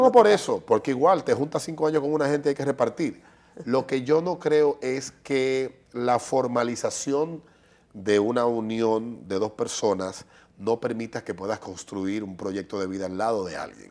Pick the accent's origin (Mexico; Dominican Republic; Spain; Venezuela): Dominican Republic; somos dominicanos